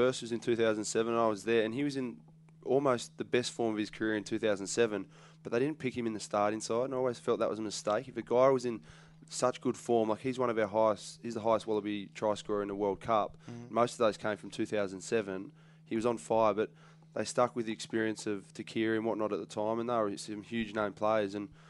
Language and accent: English; Australia; as an Australian